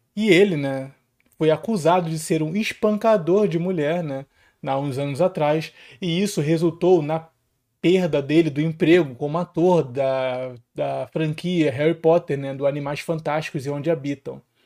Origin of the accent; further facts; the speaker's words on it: Rio de Janeiro, Brazil; eu sou aqui do Rio de Janeiro, né? Favela para todos os lados, criado e nascido